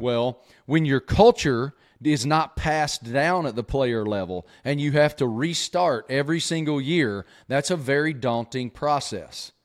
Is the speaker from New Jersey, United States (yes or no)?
no; Southwest Virginia, United States; I grew up in Southwest Virginia with an old man